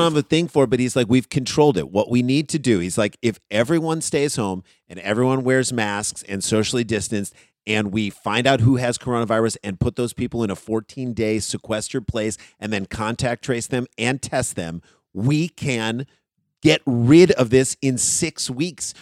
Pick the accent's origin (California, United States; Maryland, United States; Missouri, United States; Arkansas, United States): Missouri, United States; St. Louis; we're from Saint Louis